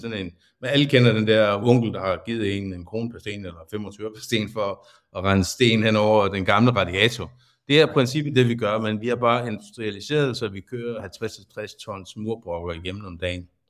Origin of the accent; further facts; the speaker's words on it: Svendborg, Southern Denmark, Denmark; født og opvokset her i Svendborg